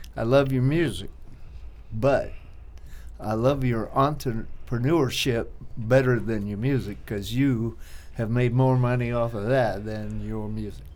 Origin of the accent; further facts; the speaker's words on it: Florida, United States; moved away; I'm from Florida